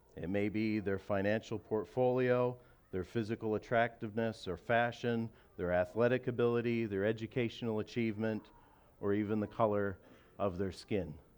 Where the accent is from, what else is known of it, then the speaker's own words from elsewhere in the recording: Canada; I'm a Canadian. I love my country